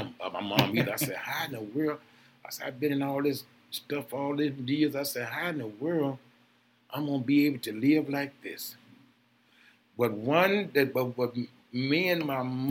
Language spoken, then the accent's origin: English; Jackson, Tennessee, United States; also born or lived in Memphis, Tennessee; now in Milwaukee, United States; I'm from Jackson, Tennessee